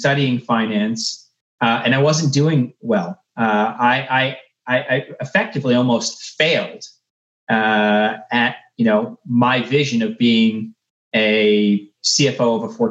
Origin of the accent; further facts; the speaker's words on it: Texas, United States; moved away; also born or lived in Central Florida; I grew up in Texas and I moved to Florida